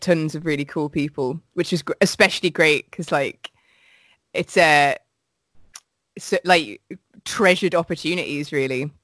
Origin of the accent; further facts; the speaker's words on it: Midlands, United Kingdom; I'm from the Midlands